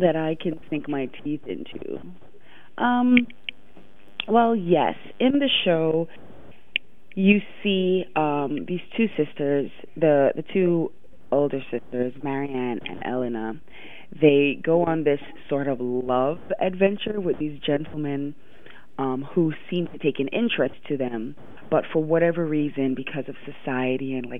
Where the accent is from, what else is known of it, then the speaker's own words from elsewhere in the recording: New York City, New York, United States; also born or lived in Jamaica; growing up, I grew up in Brooklyn